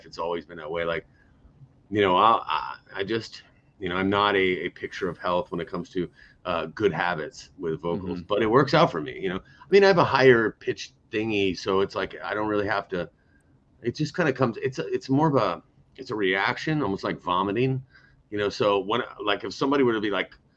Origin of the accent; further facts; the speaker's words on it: United States; as an American